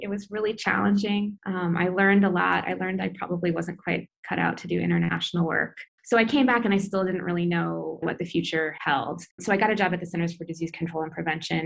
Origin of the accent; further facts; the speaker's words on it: Iowa City, Iowa, United States; moved away as an adult; also born or lived in Grinnell, Iowa; now in San Francisco, United States; I grew up in Iowa City and then obviously went to Grinnell, but now I'm a, kind of a California transplant